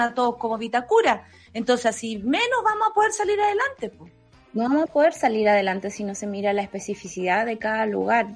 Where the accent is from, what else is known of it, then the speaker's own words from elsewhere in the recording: Santa Cruz, O'Higgins, Chile; moved away; De la sexta región de Santa Cruz.